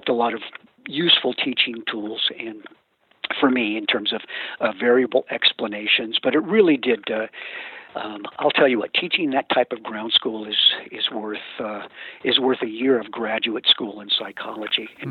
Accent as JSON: {"language": "English", "region": "Northern California", "country": "United States", "tie": "born or raised there", "said": "I grew up in Northern California"}